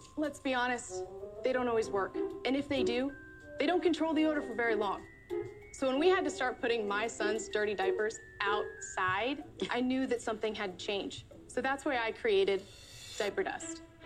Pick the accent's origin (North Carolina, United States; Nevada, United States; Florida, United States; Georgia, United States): North Carolina, United States; Winterville; I'm from Winterville, North Carolina